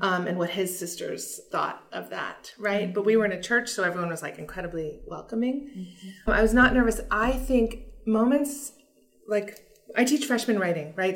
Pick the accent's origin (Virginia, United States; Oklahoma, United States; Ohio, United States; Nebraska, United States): Virginia, United States; moved away; I was raised in Virginia